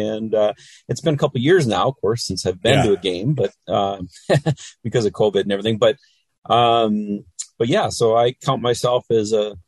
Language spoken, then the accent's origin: English; Fargo, North Dakota, United States; I'm from Fargo, North Dakota